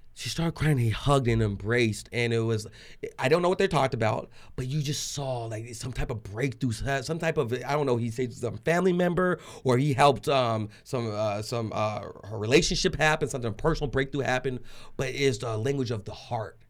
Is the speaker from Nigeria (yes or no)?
no; Trinidad & Tobago; now in Arizona, United States; I'm just a Trinidadian Jewish boy in Arizona